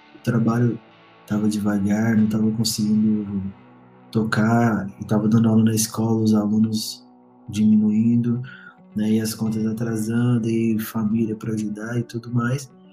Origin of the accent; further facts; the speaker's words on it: Goiânia, Goiás, Brazil; moved away as an adult; also born or lived in Brasília; mais novo, eu achava que eu nunca sairia da, do meu bairro, da minha cidade